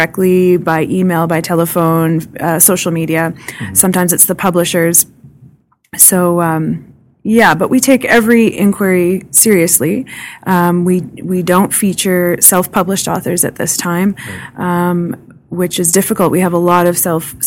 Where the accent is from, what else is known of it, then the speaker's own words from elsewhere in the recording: Vernon, British Columbia, Canada; now in Moose Jaw, Canada; I'm from Vernon, B.C. originally